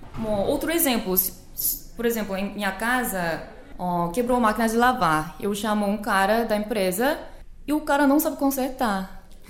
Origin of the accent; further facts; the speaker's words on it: South Korea; Portuguese is a second language; moved away as an adult; now in Fortaleza, Brazil; sou da Coreia do Sul e estou ensinando coreano aqui em Fortaleza